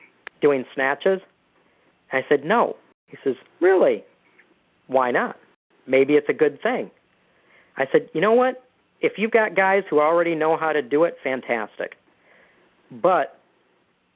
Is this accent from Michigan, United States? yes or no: yes; Detroit, Michigan, United States; I'm from Michigan originally. I grew up in the Detroit area